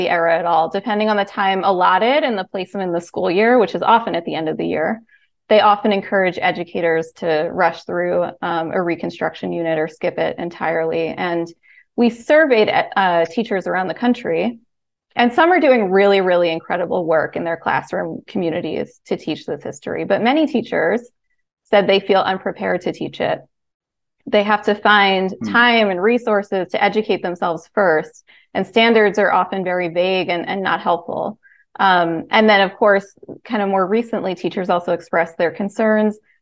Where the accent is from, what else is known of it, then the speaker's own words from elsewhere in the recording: Pennsylvania, United States; my home state, Pennsylvania